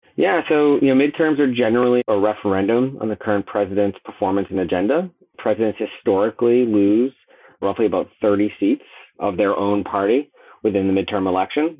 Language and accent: English; Boston, Massachusetts, United States; I'm from Boston